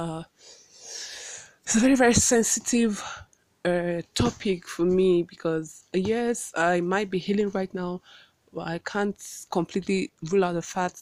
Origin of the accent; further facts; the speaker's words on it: Awka, Anambra, Nigeria; I hail from Awka and I live in Awka, but I'm currently in Abuja doing this podcast